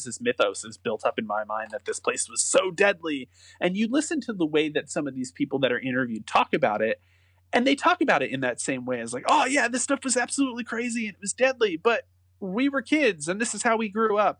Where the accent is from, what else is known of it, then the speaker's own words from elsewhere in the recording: New Jersey, United States; I was born in North Jersey